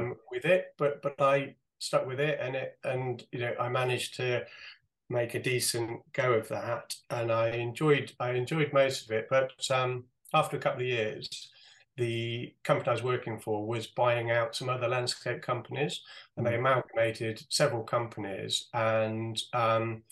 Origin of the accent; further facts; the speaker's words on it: Cotswolds, South West England, United Kingdom; I grew up in the Cotswolds